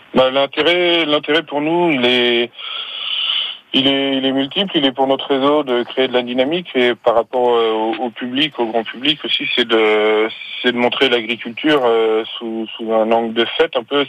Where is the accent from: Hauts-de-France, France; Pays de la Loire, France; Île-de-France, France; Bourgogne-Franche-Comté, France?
Pays de la Loire, France; North Mayenne; chez nous dans le Nord Mayenne